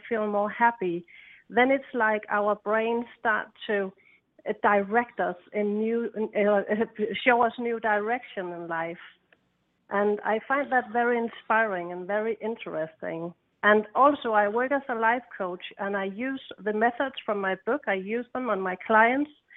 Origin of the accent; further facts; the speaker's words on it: Denmark; I come from Denmark, and I come from an island, a green island